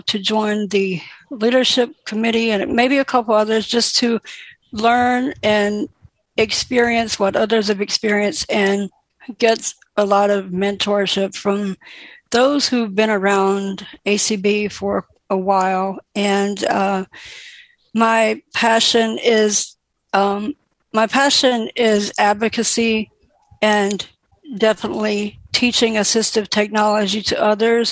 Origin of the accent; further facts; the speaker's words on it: St. Pauls, North Carolina, United States; I am from St. Paul's, North Carolina, a very small rural town